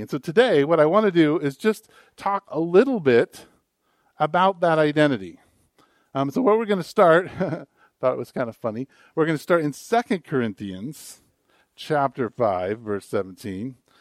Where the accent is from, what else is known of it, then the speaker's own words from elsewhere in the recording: United States; an American. I was born in America